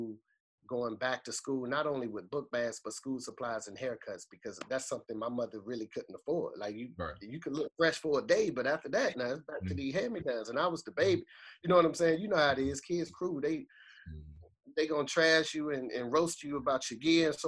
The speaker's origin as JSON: {"language": "English", "town": "Boston", "region": "Massachusetts", "country": "United States", "tie": "born or raised there", "said": "I grew up, I'm from Boston, Massachusetts, right? So I'm from a place called Orchard Park"}